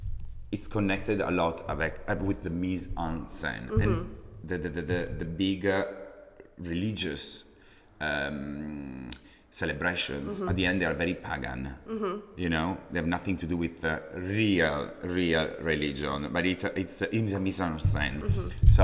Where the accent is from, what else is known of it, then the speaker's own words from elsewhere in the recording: Messina, Sicily, Italy; English is a second language; moved away; Gianni Versace was born in the same place where I was born. I'm from Messina.